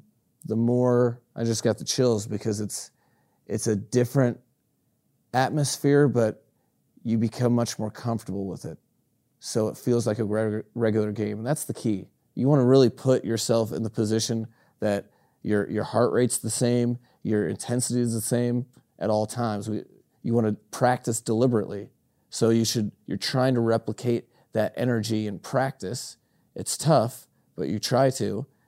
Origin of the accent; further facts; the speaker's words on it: Greeley, Colorado, United States; I was raised out west in Greeley, Colorado, which is a cattle country.